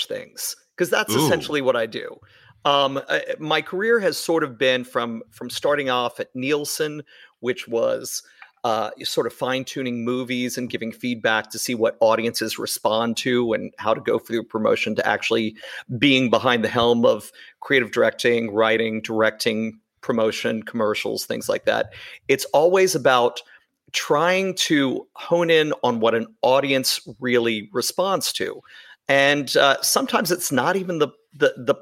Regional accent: Shreveport, Louisiana, United States; I'm from the South. I grew up in Shreveport, Louisiana.

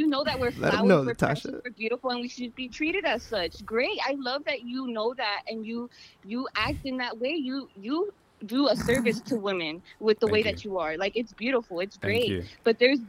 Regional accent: New York, United States; so I'm from New York

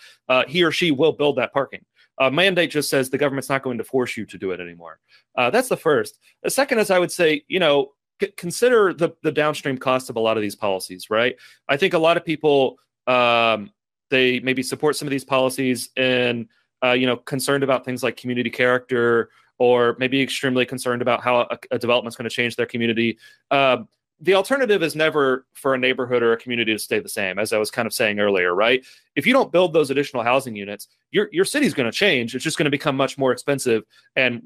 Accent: Lexington, Kentucky, United States; I'm from Lexington, Kentucky, which is a very, very similar context to Fayetteville

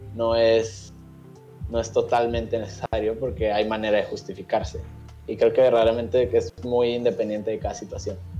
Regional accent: Mexico; nos encontramos como sociedad mexicana

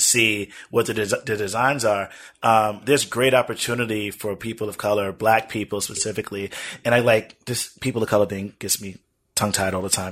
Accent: United States; We've been here for over eight generations, mm-hmm. at least eight generations I can document. I'm more American than most people are American.

